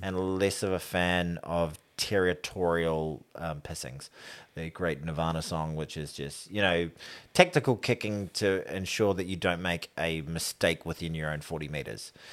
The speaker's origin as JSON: {"language": "English", "country": "New Zealand", "said": "as a New Zealander, as an All Black fan"}